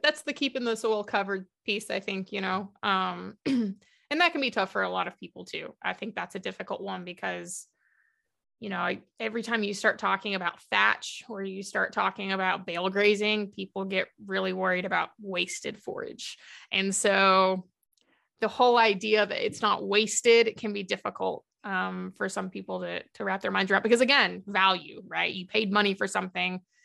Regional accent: Big Bend area, Deep West Texas, United States; moved away; also born or lived in southeastern New Mexico / Southern Oklahoma; I'm originally from Deep West Texas, so the Big Bend kind of area. Um, Fort Davis, Alpine, Balmarais, that kind of area, if anyone knows where that's at. Um, my dad's a, a Cal Caff Ranch manager, so I grew up on a ranch down there

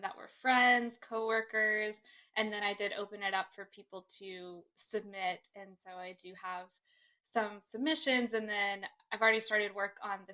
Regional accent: Brevard, North Carolina, United States; moved away as an adult; also born or lived in Austin, Texas; now in Los Angeles, United States; I grew up in North Carolina, a really small town

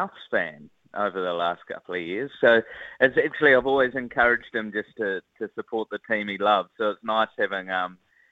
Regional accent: Wellington, New Zealand; I'm from Wellington

